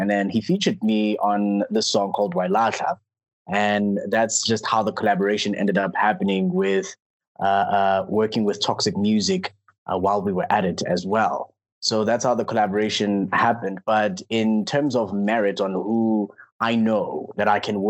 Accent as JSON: {"language": "English", "town": "Klerksdorp", "region": "North West", "country": "South Africa", "tie": "born or raised there", "said": "I'm from Clarksdorp"}